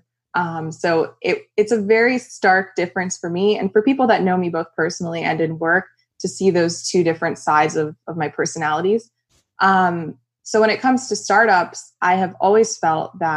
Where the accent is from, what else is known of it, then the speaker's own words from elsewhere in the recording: South Florida, United States; I grew up in South Florida